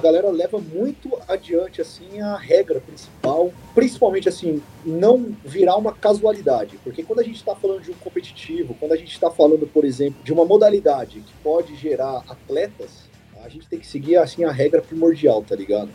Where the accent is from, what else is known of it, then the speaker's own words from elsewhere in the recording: São Paulo, Brazil; eu sou aqui de Sampa